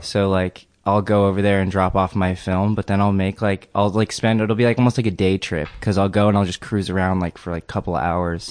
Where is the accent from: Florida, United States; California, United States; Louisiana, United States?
California, United States; El Segundo; I grew up in El Segundo